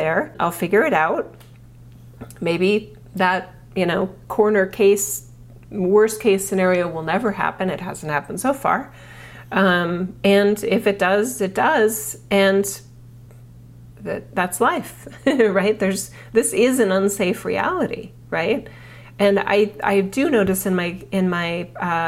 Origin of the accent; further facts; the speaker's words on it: United States; as an American